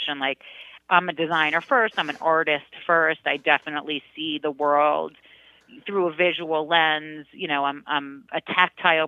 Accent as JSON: {"language": "English", "town": "New York City", "region": "New York", "country": "United States", "tie": "born or raised there", "said": "at 12, and as a New Yorker, I mean, my God, I was a Queens kid. I was a city girl."}